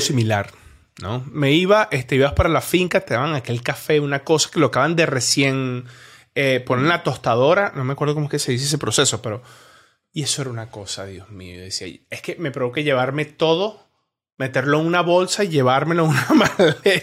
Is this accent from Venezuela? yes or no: yes; Venezuela; moved away; also born or lived in Colombia; yo soy venezolano, yo, yo nací en Venezuela, me crié en Venezuela, viví 10 años en Colombia